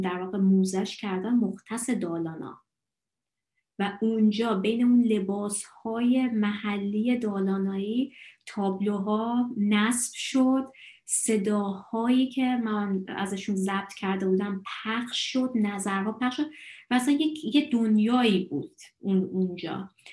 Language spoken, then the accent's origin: Persian; Iran; also born or lived in Dalarna, Sweden; now in Sweden; من از ایران میام